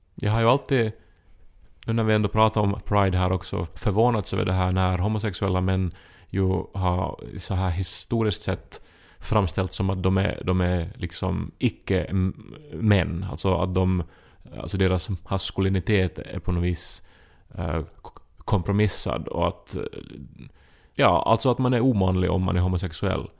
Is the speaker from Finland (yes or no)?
yes; Finland; som finlandssvensk är man van att vara en språklig minoritet